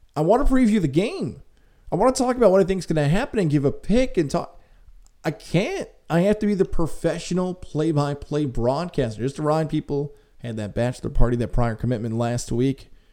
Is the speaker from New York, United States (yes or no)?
yes; Syracuse, New York, United States; growing up in Syracuse